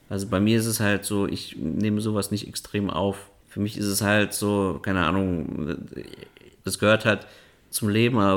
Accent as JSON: {"language": "German", "country": "Kazakhstan", "tie": "born there", "said": "Ja, aber dann bist du Kasache, weil du bist ja in Kasachstan geboren."}